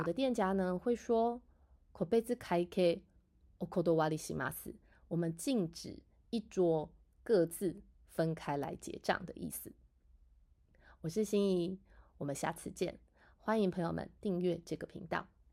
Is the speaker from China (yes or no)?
no; Taiwan; 我们台湾人呢，在吃饭的时候呢